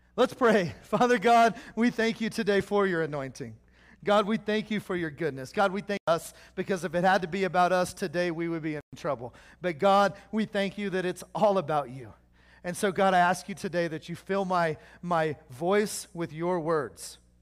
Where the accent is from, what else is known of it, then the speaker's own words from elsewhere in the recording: Oklahoma, United States; I'm from Oklahoma